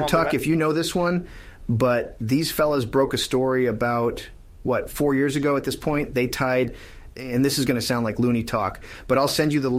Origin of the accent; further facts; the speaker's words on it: Richmond, Virginia, United States; Well, fellas, I grew up in Richmond, Virginia, and spent a lot of time in the woods around there.